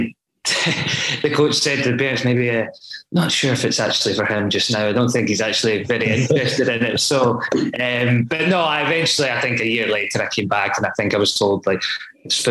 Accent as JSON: {"language": "English", "town": "Lanark", "region": "Scotland", "country": "United Kingdom", "tie": "born or raised there", "also_born_or_lived": "Carluke / Glasgow", "moved": "as an adult", "lives_now": "Dundee, United Kingdom", "said": "I was born in Carluke, and then my family's from Lanark originally. So lived in Lanark all my days until I actually moved to Dundee"}